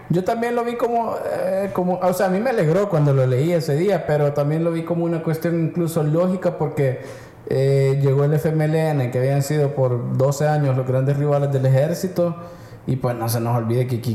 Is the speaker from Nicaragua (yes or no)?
yes; Nicaragua; Yo soy un nicaragüense que un día me pregunté ay, qué pedo con el Mozote?